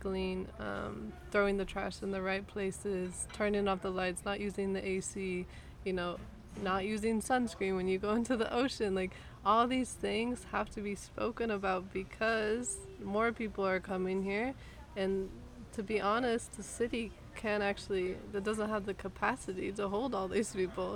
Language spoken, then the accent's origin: English; Los Angeles, California, United States; moved away as an adult; now in Mexico; coming from Los Angeles, let's say, or just being American